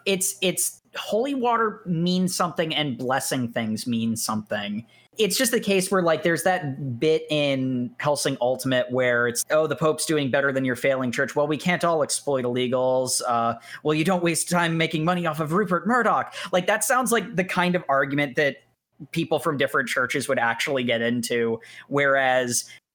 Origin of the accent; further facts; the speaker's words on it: Scotland, United Kingdom; I'm Scottish. I don't think that's that big of a mystery, folks.